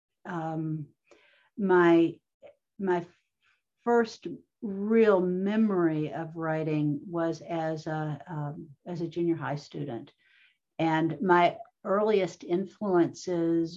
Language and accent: English; Jackson, Kentucky, United States; moved away; I went back to my hometown of Jackson, Kentucky